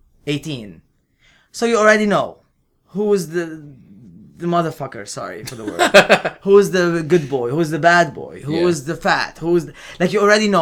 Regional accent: Lebanon; moved away as an adult; I am from Lebanon

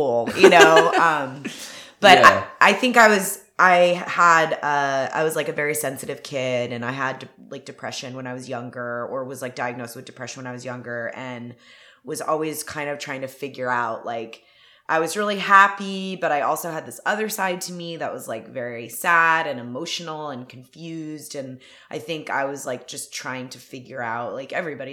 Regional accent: Atlanta, Georgia, United States; now in Los Angeles, United States; I'm from Atlanta. I grew up in like a suburb of Atlanta.

